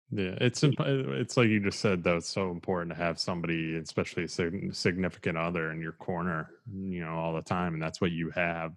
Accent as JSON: {"language": "English", "region": "Midwest", "country": "United States", "tie": "born or raised there", "moved": "yes", "said": "I'm originally from the Midwest"}